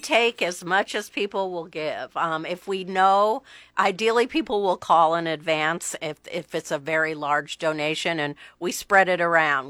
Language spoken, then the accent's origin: English; Omaha, Nebraska, United States; now in Lincoln, United States; I'm from Omaha. Okay. Um, grew up in Omaha.